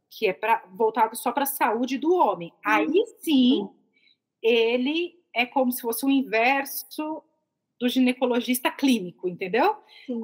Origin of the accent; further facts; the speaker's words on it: São Paulo, Brazil; moved away; eu sou de São Paulo